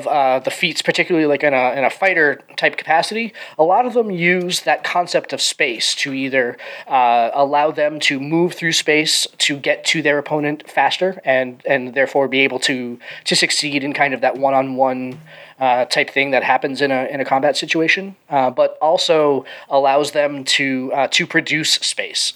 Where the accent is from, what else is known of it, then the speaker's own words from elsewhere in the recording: Boston, Massachusetts, United States; I was born in Boston. I live a little bit further north from that now